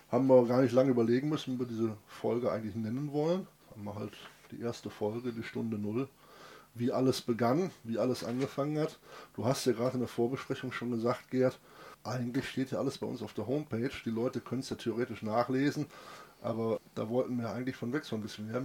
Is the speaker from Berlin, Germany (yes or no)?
no; North Rhine-Westphalia, Germany; ich bin der bekennender Münsterländer mit Ruhrpott-Einschlag. Ich bin halt am Rande des Ruhrgebiets auch groß geworden und direkt bei uns der Nachbarkreis oder der Nachbarkreis Wesel Niederrhein